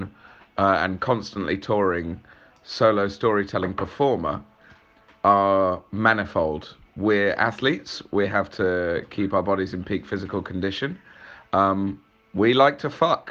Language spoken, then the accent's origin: English; Manchester, North West England, United Kingdom; I grew up in Manchester